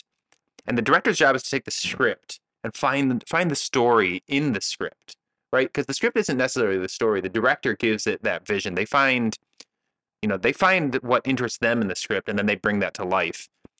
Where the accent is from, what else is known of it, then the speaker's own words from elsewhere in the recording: Canada; So I'm a Canadian man.